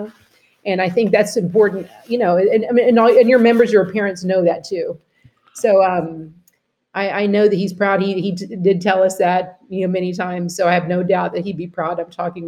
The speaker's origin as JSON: {"language": "English", "region": "Texas", "country": "United States", "tie": "born or raised there", "moved": "yes", "lives_now": "Florida, United States"}